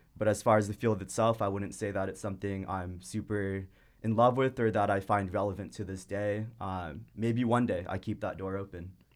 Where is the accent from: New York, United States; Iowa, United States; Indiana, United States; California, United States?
California, United States; Irvine; I grew up in the suburbs in Irvine. So, honestly, the first, basically, twenty-two years of my life were in Irvine